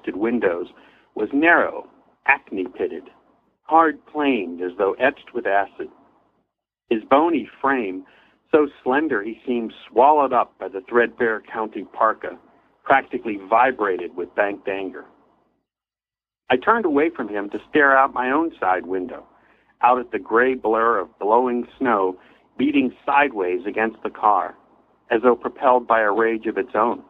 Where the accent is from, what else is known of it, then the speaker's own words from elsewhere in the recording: Pittsburgh, Pennsylvania, United States; moved away as an adult; now in Los Angeles, United States; I was born and raised in Pittsburgh